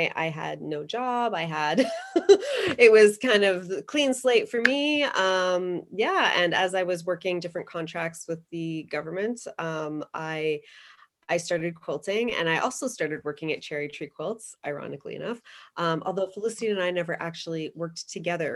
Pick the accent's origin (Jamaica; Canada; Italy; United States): Canada; Toronto, Ontario; moved away as an adult; also born or lived in Waterloo, Ontario; now in Penticton, Canada; I grew up in Etobicoke and I went to the University of Waterloo